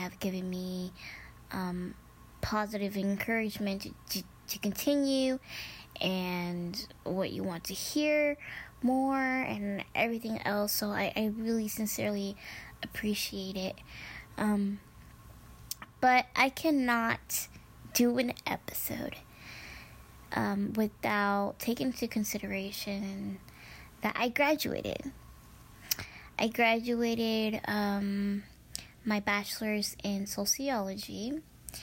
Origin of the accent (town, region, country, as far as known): Midwest, United States; born or raised there; first language Spanish; English is a second language